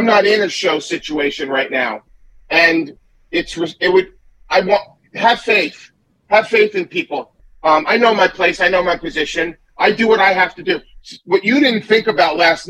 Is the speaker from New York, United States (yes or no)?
yes; Great Neck, New York, United States; also born or lived in Manhattan; I grew up in Long Island, you know, in Great Neck, and then I moved to Manhattan.